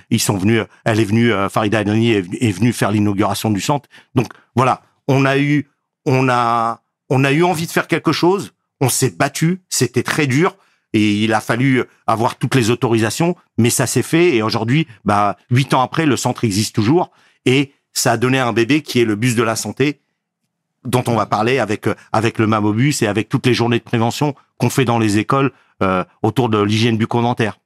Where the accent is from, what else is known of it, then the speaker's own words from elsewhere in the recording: Garges-lès-Gonesse, Île-de-France, France; J'ai grandi à Garges-Gonesse, dans le quartier de Dame-Blanche-Nord, communément appelé la zone 4